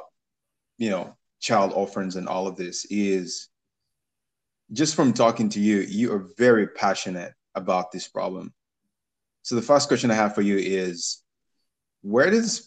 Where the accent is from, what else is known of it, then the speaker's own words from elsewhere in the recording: Uganda; I grew up in Uganda